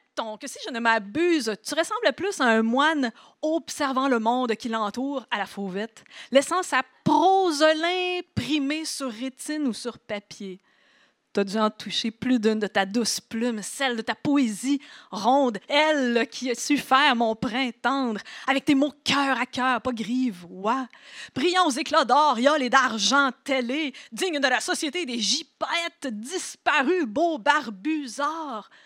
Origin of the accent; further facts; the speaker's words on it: Trois-Pistoles, Quebec, Canada; also born or lived in Montreal; ça commence à Montréal avec une naissance, mais ça l'a vite pris une tangente un plus campagnarde parce que j'ai grandi à Trois Pistoles